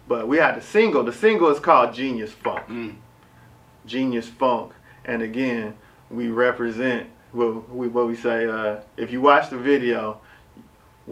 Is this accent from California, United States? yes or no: yes; Richmond, California, United States; I'm from Richmond, California. I'm from the Bay